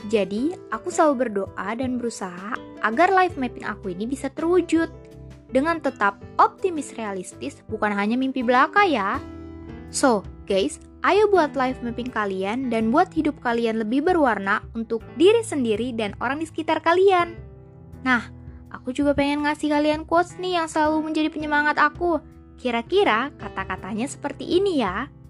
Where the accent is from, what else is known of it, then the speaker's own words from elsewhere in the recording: Bekasi, West Java, Indonesia; Aku berasal dari Bekasi loh.